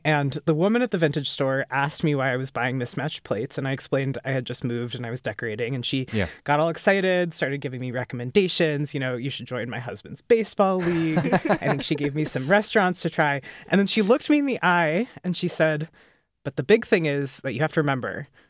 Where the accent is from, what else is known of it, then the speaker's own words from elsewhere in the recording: Chicago, Illinois, United States; moved away as an adult; now in New Hampshire, United States; I grew up in Chicago. I've been known to take a polar plunge once in a while. But I'm much less cool with the dark. So I moved to New Hampshire about a year ago.